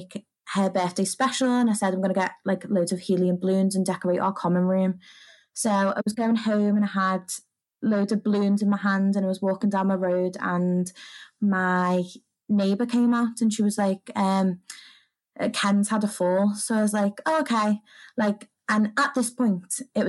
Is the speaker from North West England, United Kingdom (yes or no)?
yes; the Wirral, North West England, United Kingdom; I'm from the Wirral, which is just over the water from Liverpool